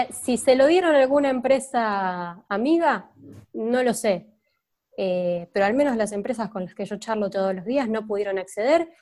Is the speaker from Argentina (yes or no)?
yes; Argentina; somos Argentina